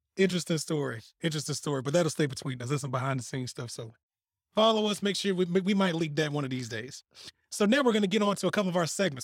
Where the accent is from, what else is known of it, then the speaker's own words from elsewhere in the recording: Selma, United States; I'm from Selma.